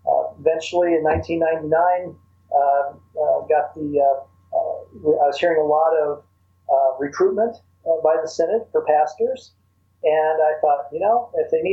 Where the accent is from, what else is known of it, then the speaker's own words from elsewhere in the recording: Fort Dodge, Iowa, United States; I'm a native Iowan. I was born in Fort Dodge, which is about 90 miles north and a little west of Des Moines. And grew up there